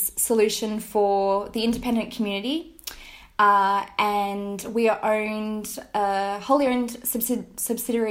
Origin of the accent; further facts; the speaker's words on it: Australia; moved away as an adult; I'm Australian. When I finished school, I went to university